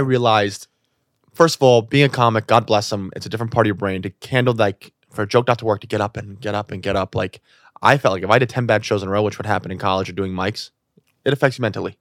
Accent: New York City, New York, United States; I'm born and raised in New York City

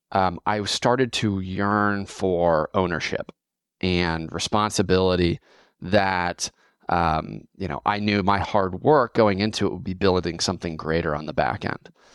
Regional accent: Fort Wayne, Indiana, United States; moved away as an adult; now in Austin, United States; born and raised in Fort Wayne, Indiana. Um, I'm based in Austin today

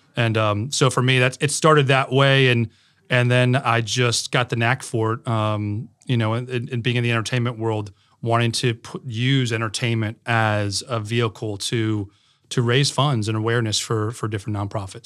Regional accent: Connecticut, United States; now in Raleigh, United States; I grew up in Connecticut

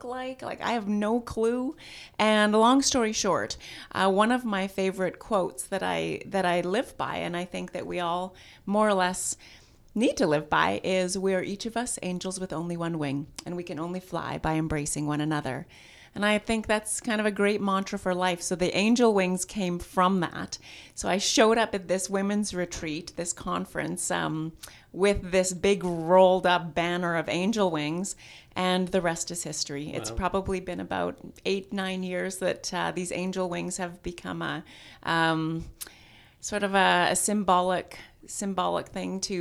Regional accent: Saskatchewan, Canada; now in Kelowna, Canada; I am originally from Saskatchewan, but moved to Kelowna in 1995

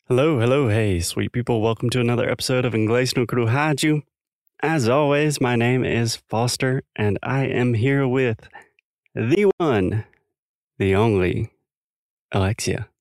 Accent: South Carolina, United States; accent: Southern; moved away as an adult; now in Portugal; I come from South Carolina originally

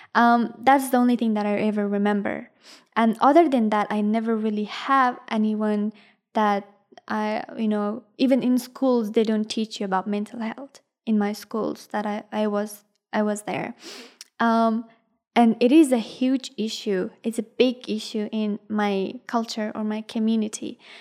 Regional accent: Ghazni, Afghanistan; English is a second language; also born or lived in India; now in Australia; I am originally from, um, Ghazni, which is a province in Afghanistan

